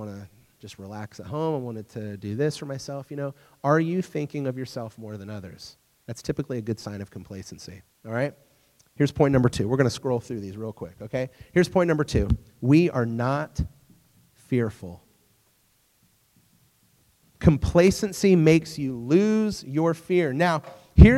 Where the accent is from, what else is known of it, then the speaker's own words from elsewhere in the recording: United States; also born or lived in England; as an American